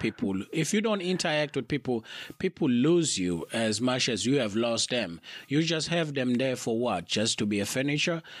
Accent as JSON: {"language": "English", "country": "South Africa", "also_born_or_lived": "United Kingdom", "said": "as a South African"}